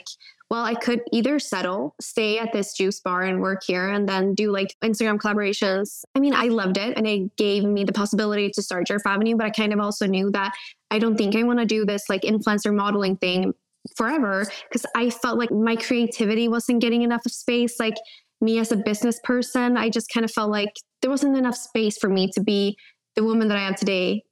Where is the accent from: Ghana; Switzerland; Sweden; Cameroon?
Sweden; also born or lived in California; Coming back from California to my hometown, that's when I realized, I think it was like 12 or 11 when I moved back, but that's when I realized like, oh, there's a world outside of Sweden.